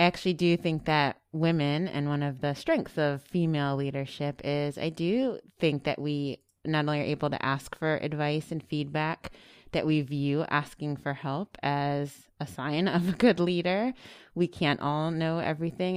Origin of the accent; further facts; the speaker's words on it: Silver Spring, Maryland, United States; I'm local. Uh, I grew up here in Silver Spring, Maryland